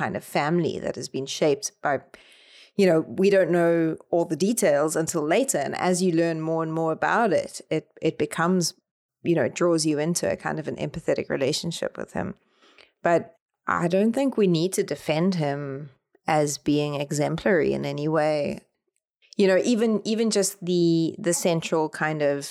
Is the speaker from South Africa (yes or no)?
yes; South Africa; the way that J.M. Coetzee is on Set Works in South Africa. Like, we read Disgrace for our final year at high